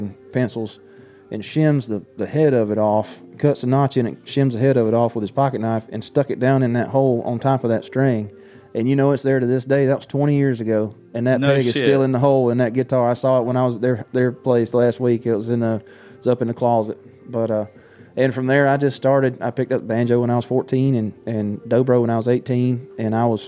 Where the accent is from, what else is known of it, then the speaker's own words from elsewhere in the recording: Baxley, Georgia, United States; I grew up in Baxley, Georgia